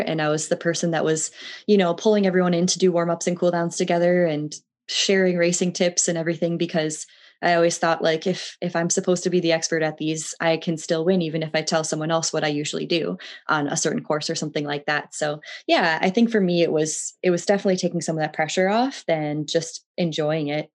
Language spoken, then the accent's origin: English; Twin Cities, Minnesota, United States; I grew up in the Twin Cities of Minnesota, just south of Minneapolis and St. Paul